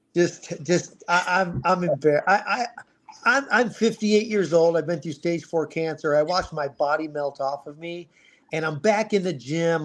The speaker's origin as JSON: {"language": "English", "region": "Ohio", "country": "United States", "tie": "born or raised there", "moved": "yes", "lives_now": "Scottsdale, United States", "said": "I was born in Ohio, and I I dealt with the snow, and I dealt with the cold, and I dealt with the gray skies for a long time. And now I'm in Arizona designing landscaping and swimming pools. So for this Ohio boy"}